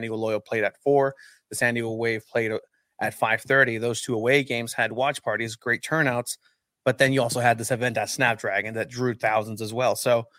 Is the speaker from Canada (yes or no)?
no; Egypt; I thought I knew ancient people because I'm from Egypt, right?